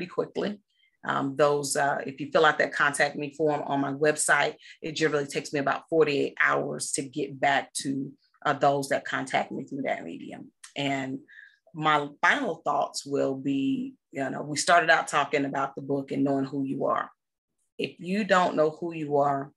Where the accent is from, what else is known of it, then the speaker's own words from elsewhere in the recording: McComb, Mississippi, United States; also born or lived in England; now in Texas, United States; I'm born and raised in Mississippi